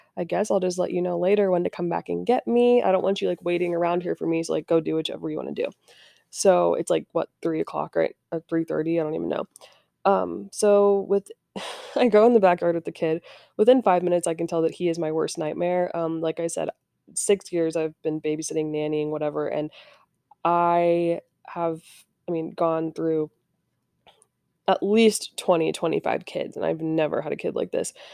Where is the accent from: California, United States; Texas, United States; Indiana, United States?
Indiana, United States; I'm from Indiana